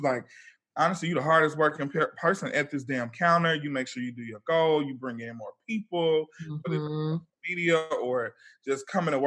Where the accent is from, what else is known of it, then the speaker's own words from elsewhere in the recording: Atlanta, Georgia, United States; I'm from the West Side. I'm from Atlanta.